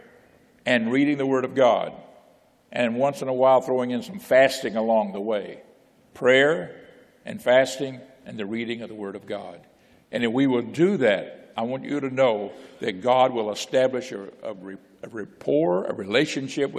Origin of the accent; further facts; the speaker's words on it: Florida, United States; moved away as an adult; I grew up in Florida. You know, Pensacola, Miami, Tampa, you know. My dad was working, it's construction work